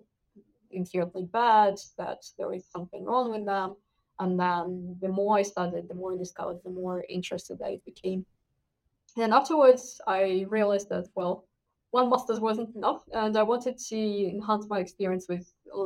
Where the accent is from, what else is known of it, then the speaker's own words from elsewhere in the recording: Russia; moved away as an adult; now in United Kingdom; I'm originally from Russia. So I did my degree in international relations in my hometown